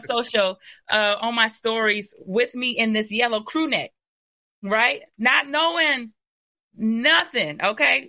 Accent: Ypsilanti, Michigan, United States; I'm literally from the city of Ypsilanti

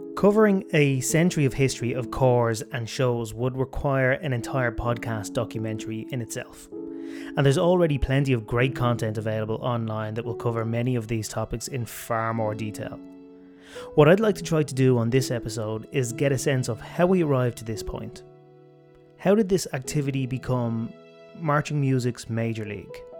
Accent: Ireland; I grew up in Ireland

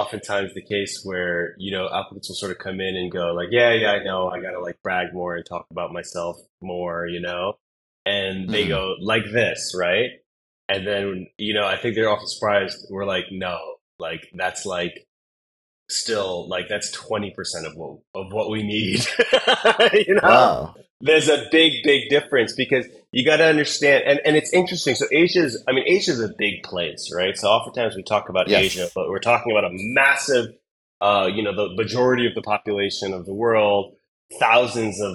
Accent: United States; moved away as an adult; now in Singapore; I'm an American living in Singapore for the last 10, almost 11 years.

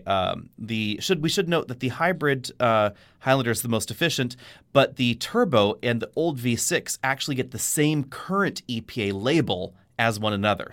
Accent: Bay Area, California, United States; growing up in the Bay Area

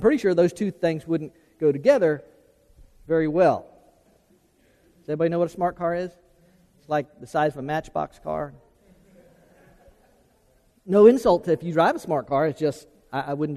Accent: Florida, United States; growing up in Florida.

